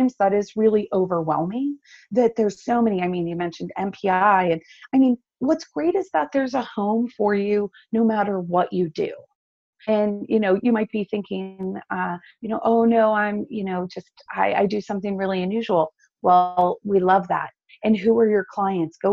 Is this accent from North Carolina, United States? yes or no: yes; North Carolina, United States; I grew up down here in North Carolina, and I love it.